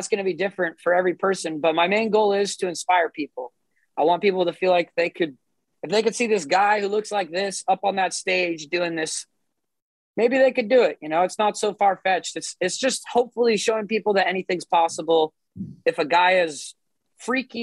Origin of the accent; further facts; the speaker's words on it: Santa Cruz, California, United States; Santa Cruz in my hometown